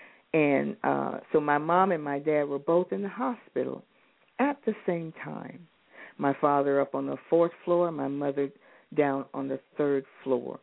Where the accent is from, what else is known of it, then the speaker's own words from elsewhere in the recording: Alaska, United States; When I grew up in Alaska